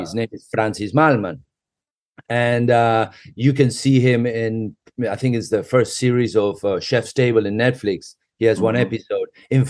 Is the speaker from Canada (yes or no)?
no; Argentina; we are from Great Britain. I consider myself a complete RG. However, I did go to a very British school in Argentina, sort of like a Harry Potter kind of school